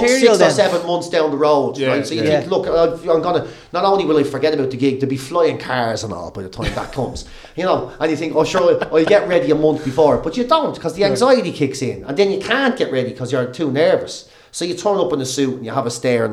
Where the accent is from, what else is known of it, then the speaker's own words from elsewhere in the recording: Ireland; growing up in Ireland